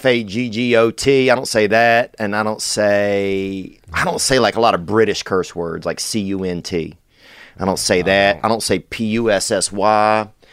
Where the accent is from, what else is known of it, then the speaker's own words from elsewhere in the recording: Louisiana, United States; I'm from Louisiana.